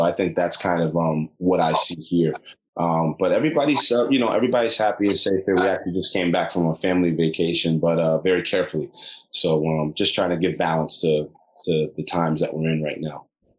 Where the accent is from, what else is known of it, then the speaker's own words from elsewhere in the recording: New York City, New York, United States; I'm from Brooklyn, I'm born there